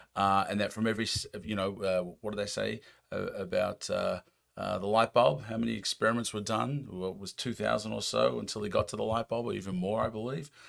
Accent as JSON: {"language": "English", "country": "United States", "accent": "American", "said": "my American accent"}